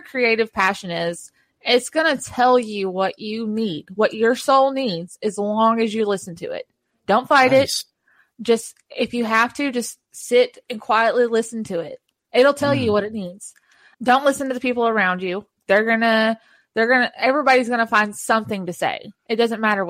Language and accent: English; the South, United States; I'm from the South.